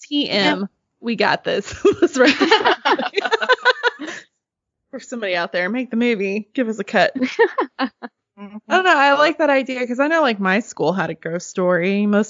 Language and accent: English; Arkansas, United States; In my hometown, there's this really old log cabin. It's the oldest structure in Arkansas.